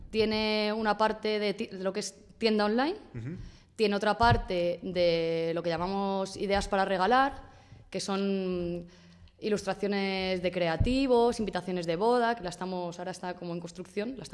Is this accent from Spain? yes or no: yes; Spain; yo quería hacer algo con mi vida porque, como muchos españoles, me quedé en el paro